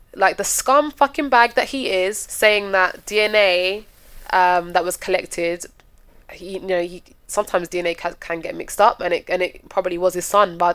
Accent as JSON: {"language": "English", "region": "London", "country": "United Kingdom", "said": "we're Londoner"}